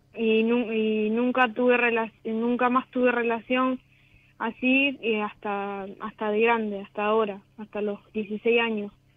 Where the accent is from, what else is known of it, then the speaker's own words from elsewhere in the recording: Bolívar, Buenos Aires Province, Argentina; De Bolívar